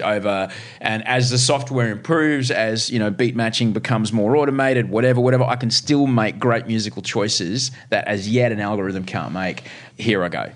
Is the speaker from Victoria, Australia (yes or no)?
no; Brisbane, Queensland, Australia; now in Sydney, Australia; Growing up in Brisbane